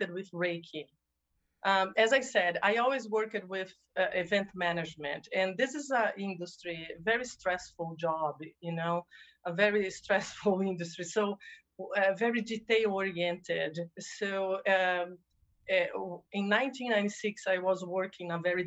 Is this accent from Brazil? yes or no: yes; Brazil; moved away as an adult; also born or lived in New Jersey, United States; now in California, United States; I am originally from Brazil, by the way. So when I relocated from Brazil to the United States